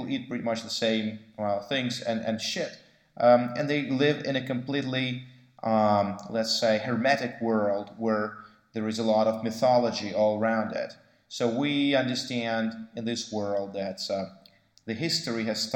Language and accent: English; Moscow, Russia; born or raised there